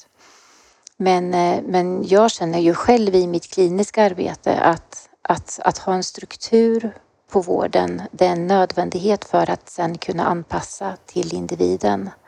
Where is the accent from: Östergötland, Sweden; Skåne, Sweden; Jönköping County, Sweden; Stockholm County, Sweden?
Östergötland, Sweden; accent: Östergötland; jag bor i Linköping, jag är östgöte, det hörs säkert